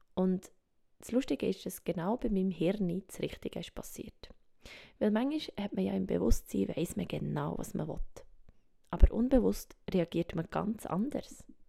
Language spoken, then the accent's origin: German; Switzerland; accent: Swiss German; first language Swiss German; German is a second language; Meine Muttersprache ist doch Schweizerdeutsch.